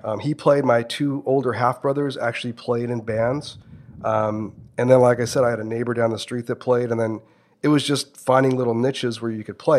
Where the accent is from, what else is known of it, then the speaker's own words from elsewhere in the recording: Santa Ana, California, United States; I grew up in Santa Ana, so it wasn't like I grew up in Newport Beach